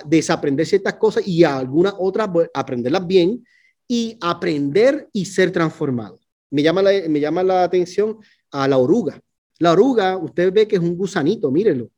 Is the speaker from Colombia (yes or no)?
no; Puerto Rico; now in Fort Worth, United States; yo soy puertorriqueño, ¿no? Nosotros decimos boricua